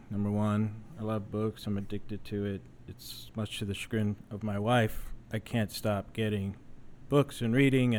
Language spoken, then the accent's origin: English; San Antonio, Texas, United States; moved away as an adult; I'm originally from San Antonio, but I spent 23 years in the Air Force